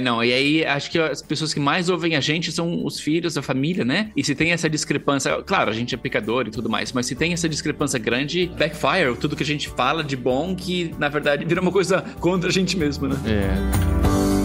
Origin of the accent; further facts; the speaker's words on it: Brazil; a gente, como brasileiros